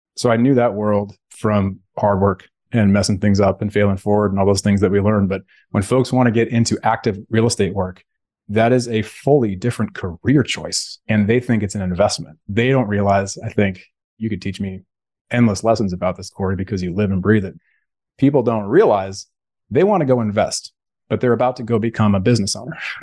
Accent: Bay Area, California, United States; Growing up in the Bay Area, California, that's where I'm sitting right now. I live in Alameda

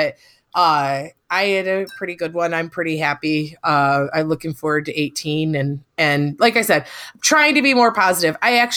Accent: Michigan, United States; now in Iowa, United States; I grew up 20 miles away from where this conference is being held

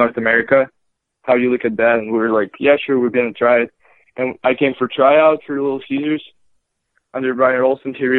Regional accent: Moscow, Russia; born or raised there; moved away; also born or lived in Tver, Russia / Muskegon, United States

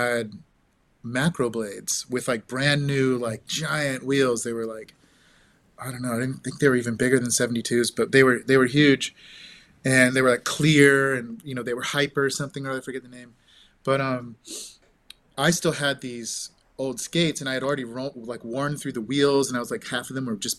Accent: Santa Rosa, California, United States; I grew up in Santa Rosa, so Northern California

